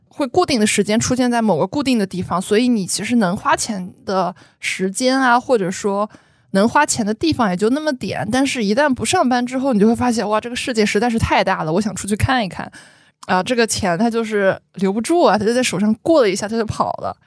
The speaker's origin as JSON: {"language": "Chinese", "region": "Shanghai", "country": "China", "said": "我是上海人"}